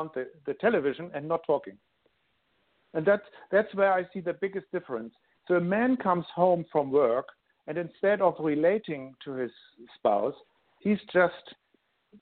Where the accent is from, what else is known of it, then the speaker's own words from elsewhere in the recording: Hamburg, Germany; English is a second language; moved away as an adult; now in Sydney, Australia; I'm actually born in Germany. I grew up in Hamburg, Germany, and live in Sydney now for over 13 years with my family